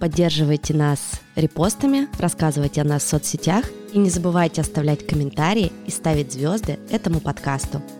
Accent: Ural, Russia; Мы обе родились и живем на Урале.

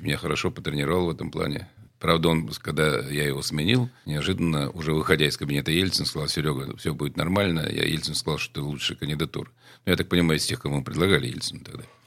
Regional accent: Saint Petersburg, Russia; also born or lived in Port Arthur; Я тогда возглавлял спецслужбу моего родного города

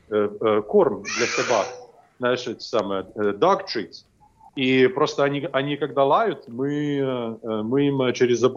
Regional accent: Belarus; я вообще решил проблему чисто по-белорусски, как настоящий белорус.

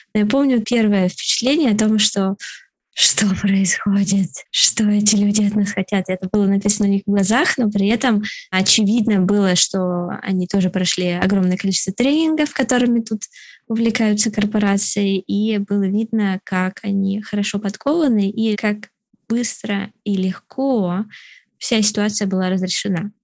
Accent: Moscow, Russia; moved away as an adult; now in Canada; я из Москвы

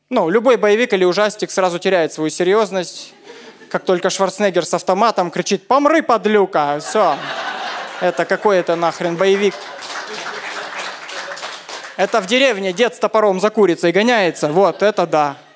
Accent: Crimea, Ukraine; Вообще, я из Крыма приехал.

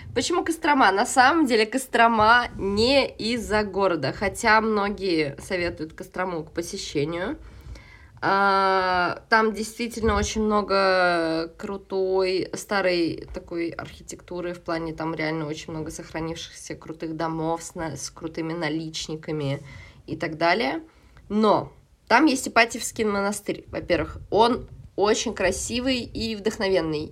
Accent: Saint Petersburg, Russia; moved away as an adult; now in Moscow, Russia; в Петербурге я жила и выросла, э, в Москве я живу сейчас

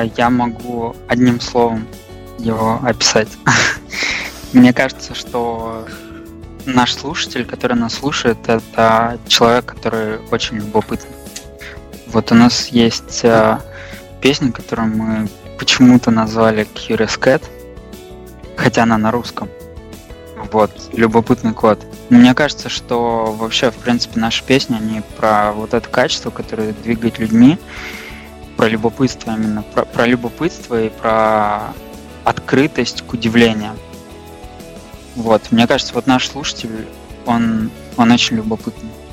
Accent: Russia; also born or lived in Moscow; мы там из России

